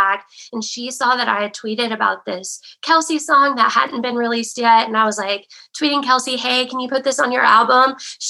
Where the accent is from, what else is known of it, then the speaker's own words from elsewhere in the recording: West Virginia, United States; moved away as an adult; now in Nashville, United States; I'm from West Virginia. I'm a nurse here in Nashville. I went to school in West Virginia, and as soon as I graduated, I headed over to Nashville.